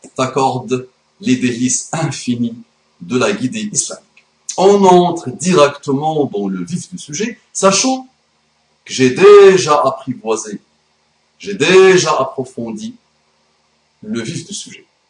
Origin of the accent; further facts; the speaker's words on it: France; mon pays, mon beau pays, la France